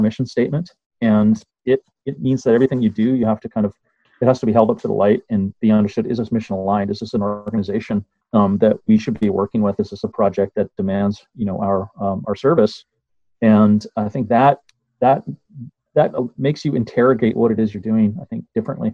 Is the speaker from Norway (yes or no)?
no; Winnipeg, Manitoba, Canada; moved away as an adult; also born or lived in Toronto, Canada / Kigali, Rwanda; now in London, United Kingdom; I came from Winnipeg and studied, I grew up in the prairies, studied architecture in Winnipeg and Toronto